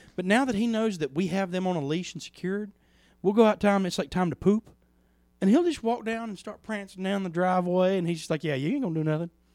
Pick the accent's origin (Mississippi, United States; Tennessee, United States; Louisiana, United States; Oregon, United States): Mississippi, United States; Plantersville; I grew up in Plantersville for the mo, for half of my life.